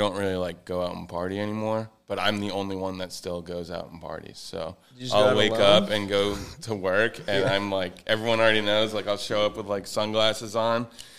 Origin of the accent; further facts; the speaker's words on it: New England, United States; moved away as an adult; now in Florida, United States; I'm from New England, and it's just, there was like 6 feet of snow on the ground, and yeah. I've lived there my whole life.